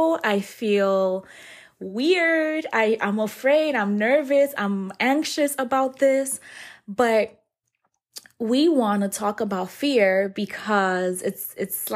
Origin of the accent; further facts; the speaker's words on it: New York City, New York, United States; moved away; We're both originally from New York City